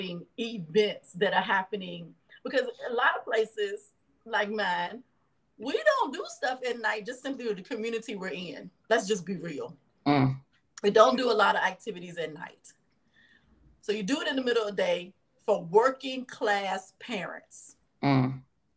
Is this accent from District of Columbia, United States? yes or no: no; Lawrenceville, Virginia, United States; now in Memphis, United States; So I grew up in Lawrenceville, Virginia